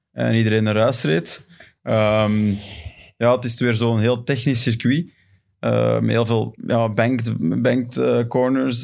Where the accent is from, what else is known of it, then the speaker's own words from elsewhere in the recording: Belgium; voor ons als Belgen